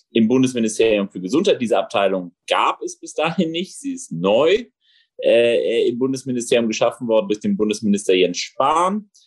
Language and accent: German; Rhineland, Germany; born there; now in Berlin, Germany; äh, gebürtiger Rheinländer, gelernter Berliner